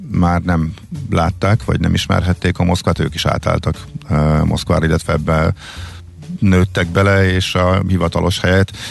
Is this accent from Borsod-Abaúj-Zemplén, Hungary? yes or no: yes; Miskolc, Borsod-Abaúj-Zemplén, Hungary; born there; halálán van a teljes Miskolci tömegközlekedés. És hát az én gyerekkoromban én ott nyaraltam, én ott születtem, és a nagyszüleim is eh, ott éltek